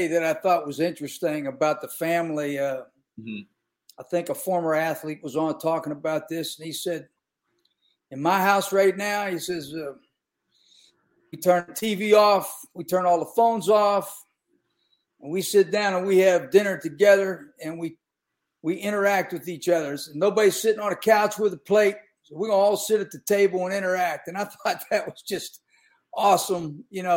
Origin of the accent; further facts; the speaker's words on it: Western Pennsylvania, United States; moved away; I grew up in Western Pennsylvania